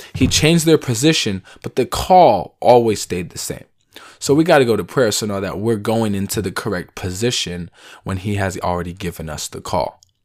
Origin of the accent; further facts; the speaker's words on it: Seattle, Washington, United States; I'm from Seattle